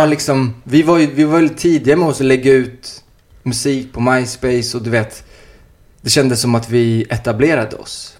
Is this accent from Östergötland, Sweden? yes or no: no; Uddevalla, Västra Götaland, Sweden; now in Stockholm, Sweden; jag jag kom ju från Uddevalla, det var en liten stad